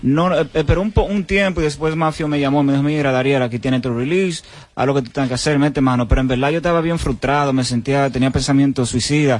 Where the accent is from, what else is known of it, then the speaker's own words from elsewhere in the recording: La Vega, Dominican Republic; yo soy de La Vega